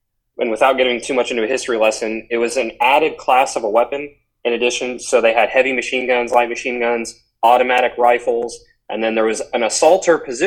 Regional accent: the South, United States; growing up in the South

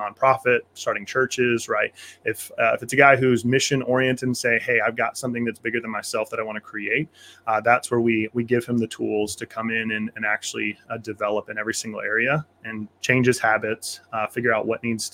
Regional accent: Kansas, United States; I grew up on Kansas farm country.

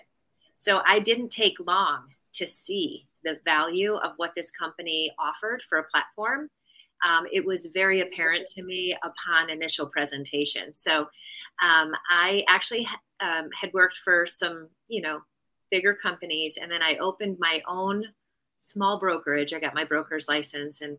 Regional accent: Connecticut, United States; moved away as an adult; now in Charleston, United States; I currently live in Charleston, South Carolina, and I am a native of Connecticut

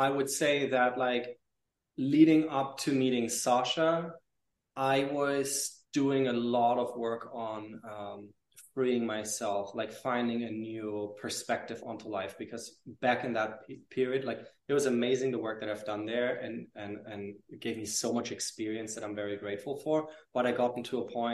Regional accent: Germany; moved away as an adult; also born or lived in Paris / London; I lived in Paris and in London after I moved away from Germany with, I think, like 19 or 20, no, 19

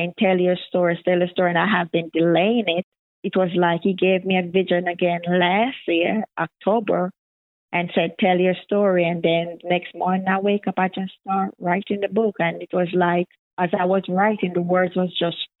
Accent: Jamaica; now in United States; I'm originally from Jamaica

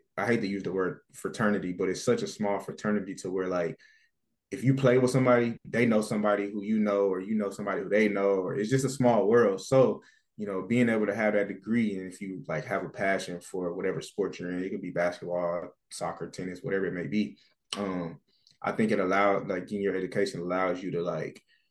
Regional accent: United States; moved away as an adult; now in Canada; as an American player

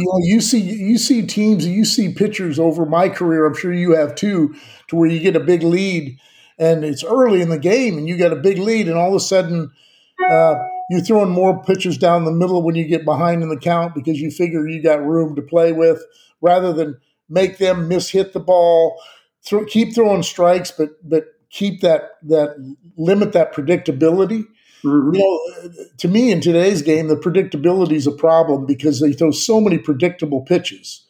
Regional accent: Southern California, United States; I'm from Southern California

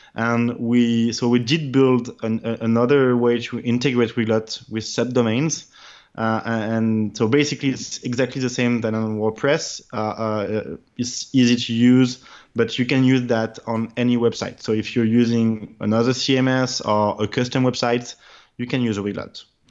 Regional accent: France; I'm French, my first language in my brother preference is French

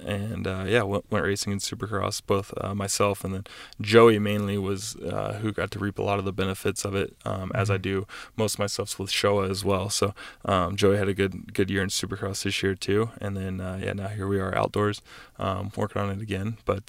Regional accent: East Coast, United States; I grew up on the East Coast and I rode a lot of like sawdust tracks and sand tracks and just deep rutted, stuff.

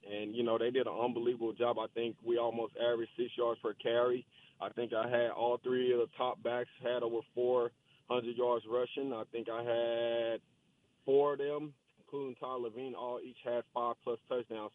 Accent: Dallas, Texas, United States; born or raised there

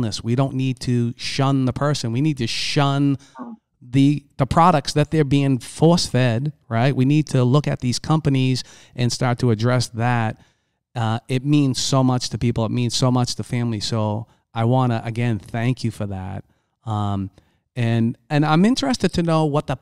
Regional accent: Boston, Massachusetts, United States; I come from Boston. I come from the inner city. I come from a very, very tough neighborhood.

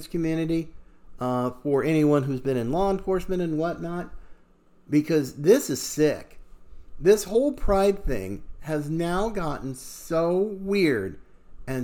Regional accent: United States; I am an American

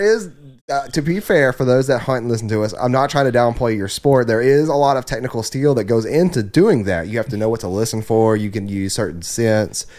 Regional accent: the South, United States; we are also from the South

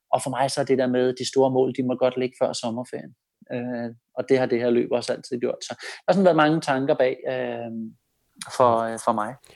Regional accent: Denmark; man som dansker

